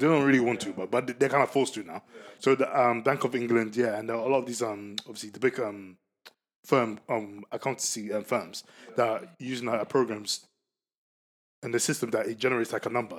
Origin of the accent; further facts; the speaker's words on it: Ghana; I'm a Ghanaian